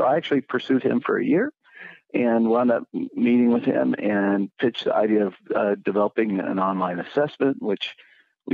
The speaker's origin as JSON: {"language": "English", "town": "Kansas City", "country": "United States", "tie": "born or raised there", "said": "I grew up outside Kansas City in the context of a family-owned business"}